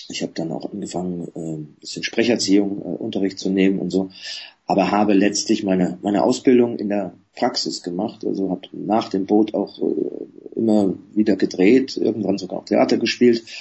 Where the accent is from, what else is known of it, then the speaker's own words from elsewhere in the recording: Coburg, Bavaria, Germany; vor vielen Jahren, 1979, in meiner Heimatstadt Coburg äh, für den Film entdeckt worden